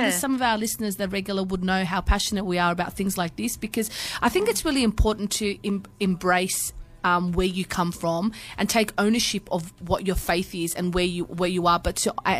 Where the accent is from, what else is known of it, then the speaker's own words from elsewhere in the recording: Australia; also born or lived in Amsterdam, Netherlands; No, I'm not really Australian at all. You know, like, yeah, I've got a bit of attributes to being Australian, but I'm more Turkish, I'm more Turkish. I didn't realize that I was so Australian as well when I'd moved to Amsterdam.